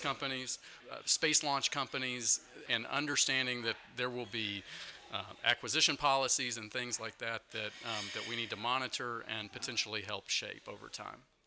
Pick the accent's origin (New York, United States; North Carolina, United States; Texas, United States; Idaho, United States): Texas, United States; Dallas Fort Worth area; moved away as an adult; now in Washington, United States; I'm from the Dallas Fort Worth area